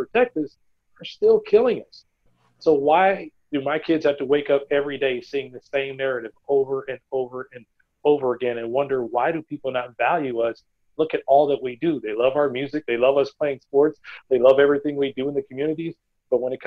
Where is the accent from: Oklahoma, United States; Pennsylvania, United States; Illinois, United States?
Oklahoma, United States; just outside of Tulsa; I grew up just outside of Tulsa